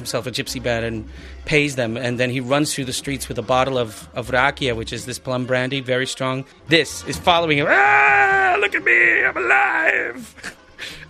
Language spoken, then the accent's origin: English; New York City, New York, United States; moved away as an adult; now in Netherlands; I was born and raised in Brooklyn, New York. I've lived in Holland now for 13 years